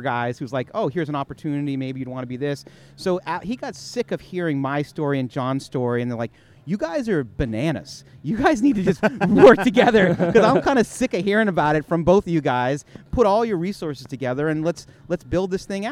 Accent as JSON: {"language": "English", "town": "Los Angeles", "region": "California", "country": "United States", "tie": "born or raised there", "said": "I am born and raised in L.A."}